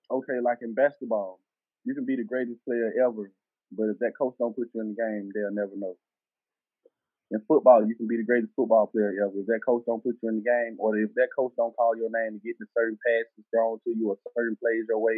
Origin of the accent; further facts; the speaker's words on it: the South, United States; accent: southern; Uh, I'm from the South. My tone, my tone of voice, my rap voice or whatever they want to call it, my tone is southern, raw, you know.